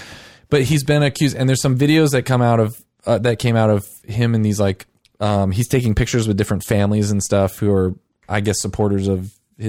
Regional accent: Arkansas, United States; We both live in Arkansas. We're both from Arkansas.

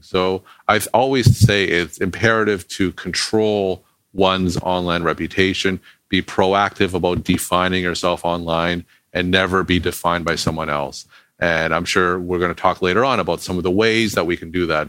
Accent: Toronto, Ontario, Canada; moved away as an adult; also born or lived in Boston, United States; now in Nashua, United States; I'm originally from Toronto, Canada, but I came to Boston to do undergraduate medical school and residency at Boston University.

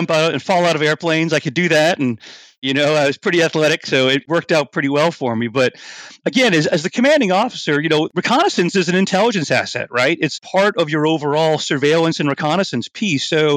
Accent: New Orleans, Louisiana, United States; moved away as an adult; New Orleans, my hometown

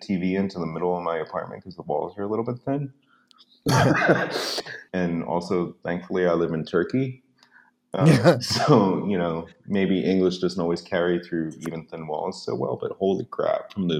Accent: East Coast, United States; also born or lived in Chicago; I grew up on the East Coast

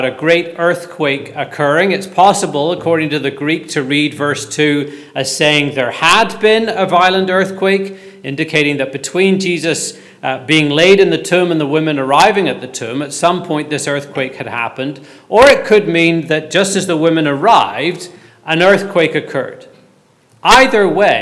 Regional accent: Belfast, Northern Ireland, United Kingdom; Growing up in Belfast during the Troubles, if I missed the school bus, I had to walk up this road called Duncairn Gardens

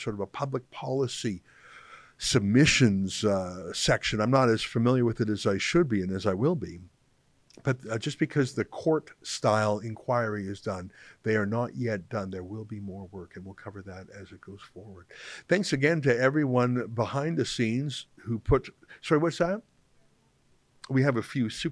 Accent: Western Canada, Canada; moved away; as a English Canadian originally from the West

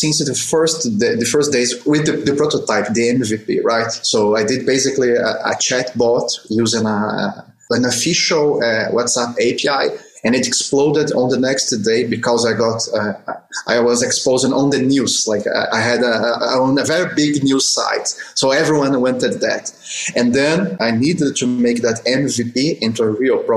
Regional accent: Brazil; moved away; I'm from Brazil originally

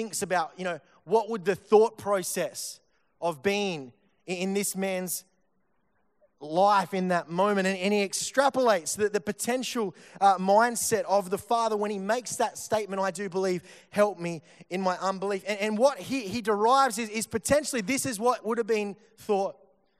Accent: Victoria, Australia; I'm from Victoria

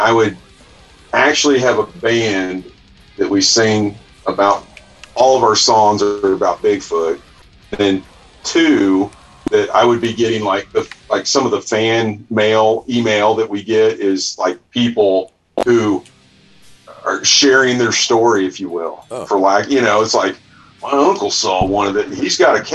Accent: about an hour outside Kansas City, Missouri, United States; I grew up in the sticks

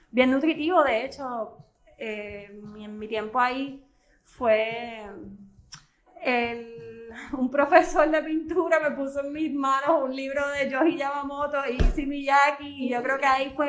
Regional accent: Bayamón, Puerto Rico; moved away as an adult; also born or lived in Dorado; now in Ceiba, Puerto Rico; Yo eh, vivía en Dorado, eh, pero realmente eh, todos los componentes, mi escuela, todo era en Bayamón y mi familia ahora actualmente es eh, de Bayamón. yo siento que yo soy de Bayamón.

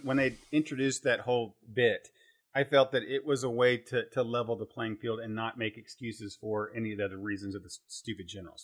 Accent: Terre Haute, Indiana, United States; I grew up in Terre Haute, Indiana

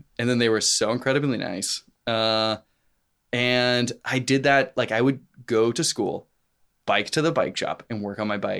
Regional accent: Nashville, Tennessee, United States; Yeah, Nashville proper. Okay. I went to Hillsborough High School, which is like kind of in the Green Hills

